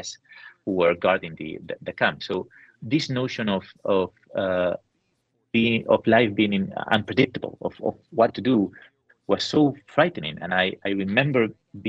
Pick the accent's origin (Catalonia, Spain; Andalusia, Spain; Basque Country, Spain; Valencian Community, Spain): Basque Country, Spain; San Sebastian; my hometown in San Sebastian